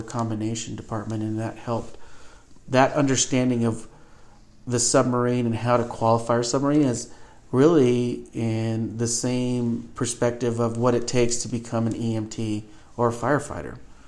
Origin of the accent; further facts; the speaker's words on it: McCall, Idaho, United States; Yeah, that's actually a pretty cool part of my life growing up in McCall was pretty much all of the major players in the Cattlemen's Association I ended up working for starting in junior high all the way through my high school years.